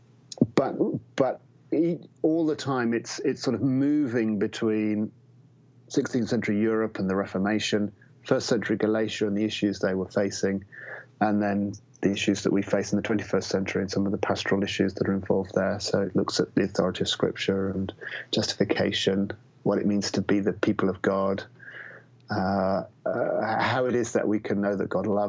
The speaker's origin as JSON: {"language": "English", "region": "England", "country": "United Kingdom", "said": "I'm obviously English"}